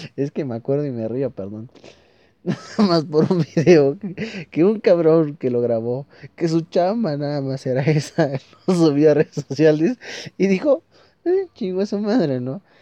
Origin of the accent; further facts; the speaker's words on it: Toluca, State of Mexico, Mexico; soy de Toluca, estamos muy cerca